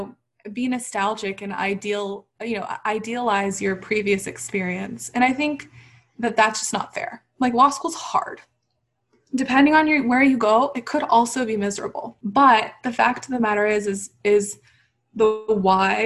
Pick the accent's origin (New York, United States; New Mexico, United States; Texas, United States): Texas, United States; a Muslim hijabi woman with a lot of opinions and a big personality growing up in Texas